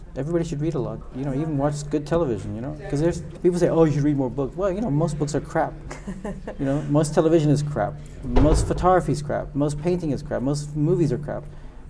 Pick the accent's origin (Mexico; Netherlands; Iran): Mexico; U.S.-Mexican border; now in London, United Kingdom; I come from Mexico, and I grew up in the U.S.-Mexican border.